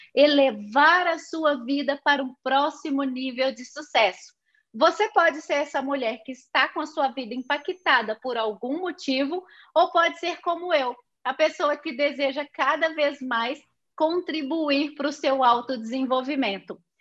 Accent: Belo Horizonte, Minas Gerais, Brazil; Eu fui nascida na cidade de Belo Horizonte, estado de Minas Gerais

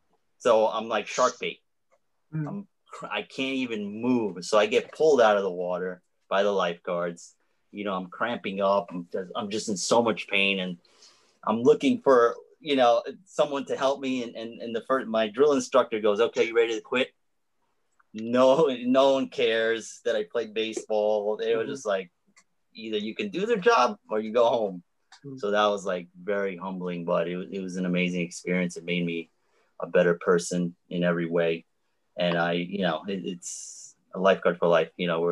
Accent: New York, United States; from New York.

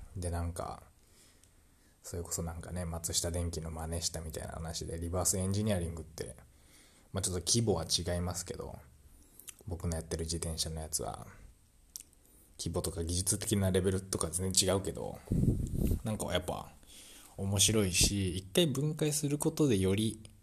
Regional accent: Ube, Yamaguchi, Japan; 宇部市っていう僕の実家のあるところにま戻るだけなんで

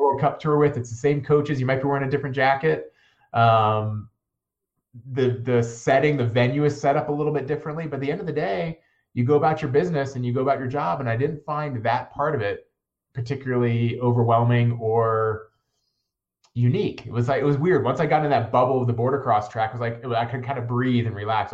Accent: Northern Virginia, United States; moved away as an adult; also born or lived in Steamboat Springs, Colorado; I grew up in Northern Virginia, and uh, like many folks my age, I moved out west after college

